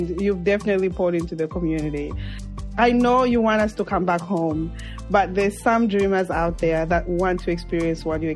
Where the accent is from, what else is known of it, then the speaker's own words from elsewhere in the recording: Mongu, Western Province, Zambia; moved away; also born or lived in Lusaka; Mongu, but I left when I was in Lusaka